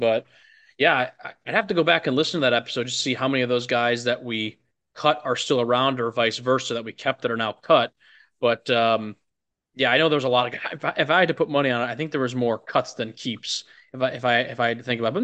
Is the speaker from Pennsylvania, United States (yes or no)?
no; Chicago suburbs, Illinois, United States; moved away; I'm from Illinois, the Chicago suburbs